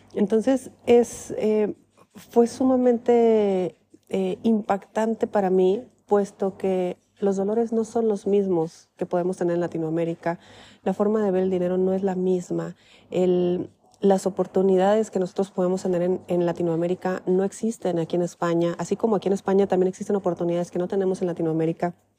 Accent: Mexico; moved away; vengo de México

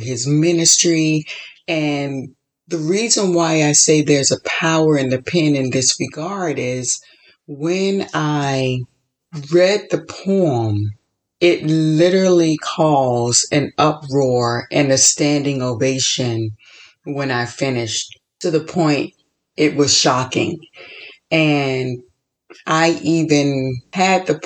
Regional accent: Florida, United States; moved away as an adult; also born or lived in Chicago; now in California, United States; I was born and raised in Florida. Then I lived in Chicago for 8 years, and now I've been in California for 9 years.

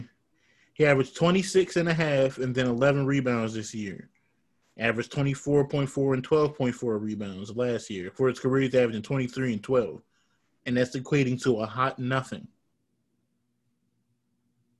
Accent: Washington, District of Columbia, United States; moved away; I always support the Wizards as my second team because they're my hometown team

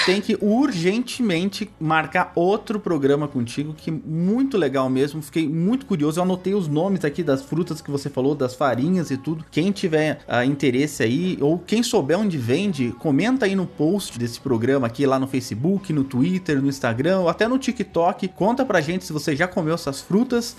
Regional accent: São Paulo, Brazil; eu sou de São Paulo, né? Crescido em São Paulo, nascido e crescido em São Paulo

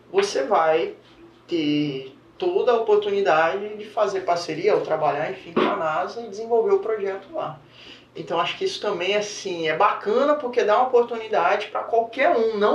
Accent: Bahia, Brazil; Sou baiana, sou baiano.

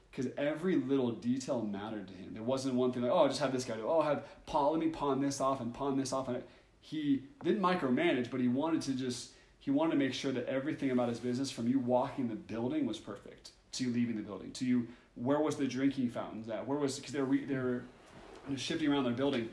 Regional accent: Oregon, United States; growing up in Oregon

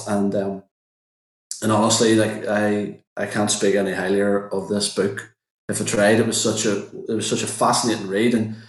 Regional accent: Richhill, Northern Ireland, United Kingdom; proud to be from Rich Hill. So I suppose we some things in common. We grew up in Rich Hill.

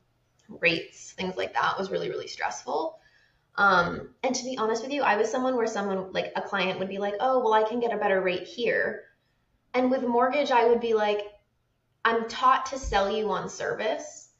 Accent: Maine, United States; also born or lived in Seattle; now in Hawaii, United States; I'm from Maine

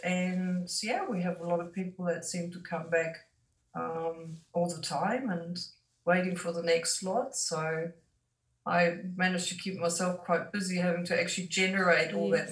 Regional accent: Germany; moved away as an adult; now in New Zealand; I am from Germany originally, but I've lived in New Zealand for over 30 years now.

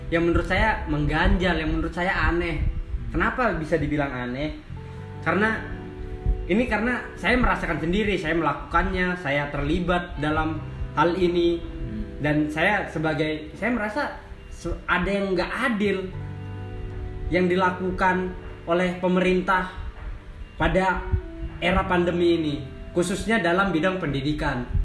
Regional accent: Penajam Paser Utara, East Kalimantan, Indonesia; Saya asli dari Penajam Pasir Utara.

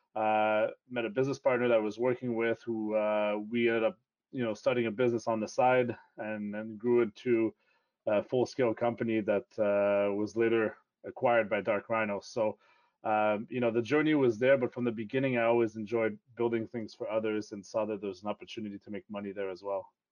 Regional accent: Toronto, Ontario, Canada; first language French; English is a second language; also born or lived in Quebec; my dad got a job transfer and we moved to Toronto, so I ended up growing up in the Toronto area

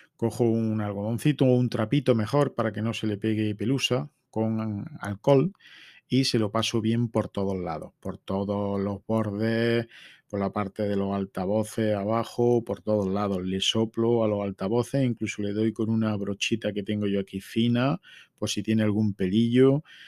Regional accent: La Carolina, Andalusia, Spain; Estamos ya mismo en feria en mi pueblo. Tenemos feria desde el jueves hasta el domingo. Y en esos cuatro días, el viernes es fiesta local en La Carolina

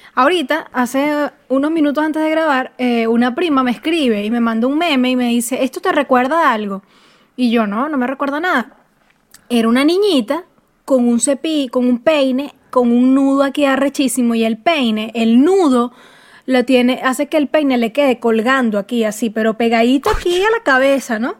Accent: Venezuela; moved away

